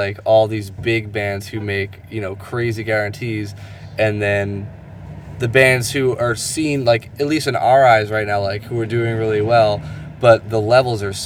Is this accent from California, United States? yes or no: no; Asbury Park, New Jersey, United States; we're from Asbury Park, New Jersey